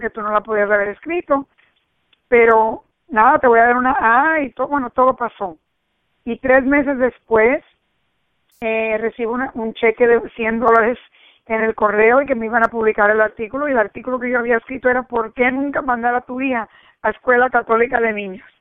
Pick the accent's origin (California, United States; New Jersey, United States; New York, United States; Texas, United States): New Jersey, United States; also born or lived in Cuba; yo me crié en New Jersey, vinimos de Cuba y nos, y nos criamos en New Jersey entre americanos.